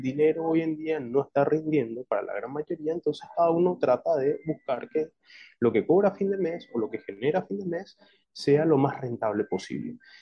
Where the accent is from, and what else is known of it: Paraguay